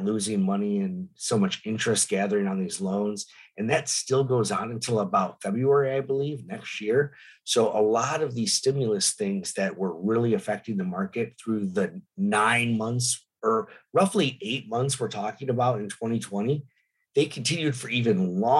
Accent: Detroit, Michigan, United States; now in San Diego, United States; my hometown of Detroit

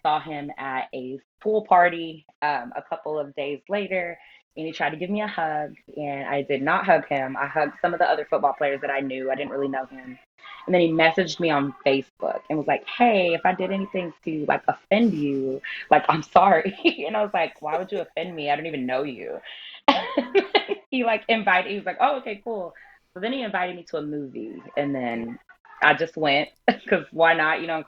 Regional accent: Texas, United States; moved away; also born or lived in San Diego / Carolina; I am a Texas girl. We're from Texas

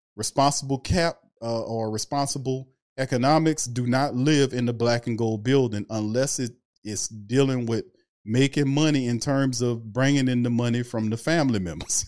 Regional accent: New Orleans, Louisiana, United States; I'm from New Orleans. I'm from the lower nine

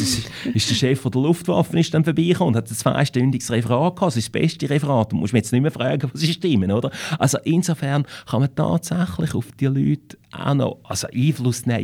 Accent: Winterthur, Zurich, Switzerland; accent: Winterthur dialect; ich bin in Winterthur geboren. Ich bin in Winterthur in die Schule gegangen und ich lebe in Winterthur.

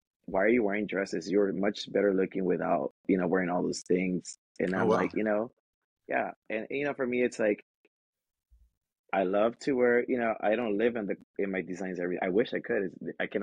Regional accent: Los Angeles, California, United States; I was raised in Watts by a single parent.

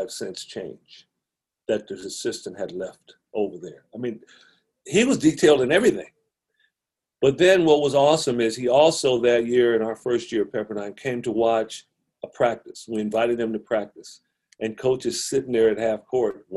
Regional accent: Compton, California, United States; I grew up in Compton

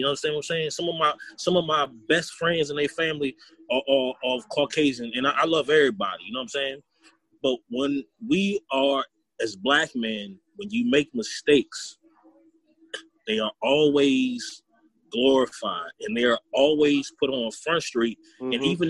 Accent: Culpeper, Virginia, United States; also born or lived in Petersburg, Virginia; I born and raised in Culpeper. Other than my time at Virginia State and in Petersburg, I have been in this county my entire life.

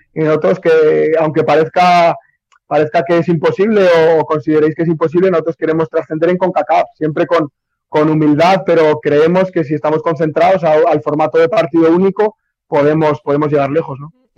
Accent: Spain; moved away as an adult; now in Nicaragua; soy español, me siento muy feliz en Nicaragua

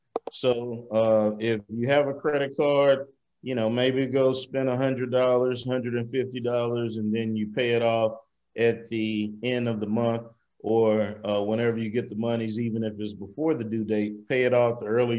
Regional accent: Mississippi, United States; moved away as an adult; I moved here from Mississippi in 2004 to go to High Tech Institute, where I learned computer networking and security and got a degree in that.

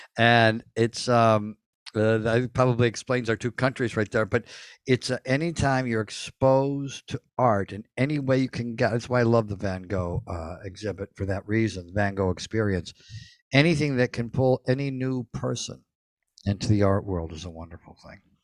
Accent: United States; we're from the United States

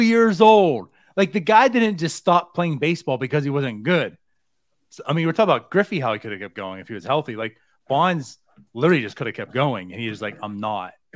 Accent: New Castle, Pennsylvania, United States; also born or lived in New Jersey; I was born in Jersey. I moved here when I was seven. And, well, I say here in Pittsburgh, um, area

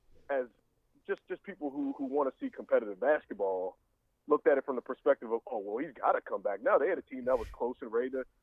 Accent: LaPlace, Louisiana, United States; moved away as an adult; also born or lived in New Orleans area / Atlanta, United States; now in Oklahoma City, United States; I'm from Southeast Louisiana. It's about the town I'm from is about 25 miles west of New Orleans.

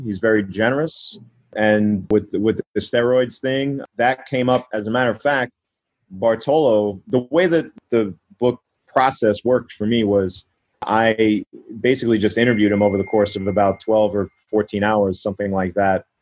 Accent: New York, United States; I'm born and raised in New York.

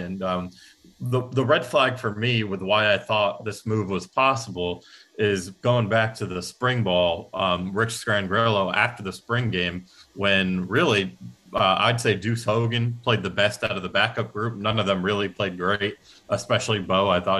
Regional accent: Atlanta, Georgia, United States; born there; I like the Braves. I was born in Atlanta, so I have no animosity.

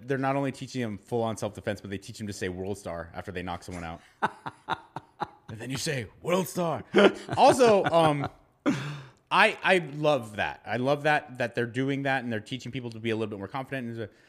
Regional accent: Los Angeles, California, United States; I grew up in Southern California in the Los Angeles County. And I remember I was a little boy

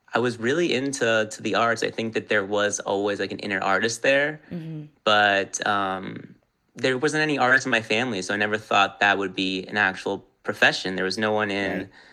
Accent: Los Angeles, California, United States; also born or lived in New York; born and raised in Los Angeles

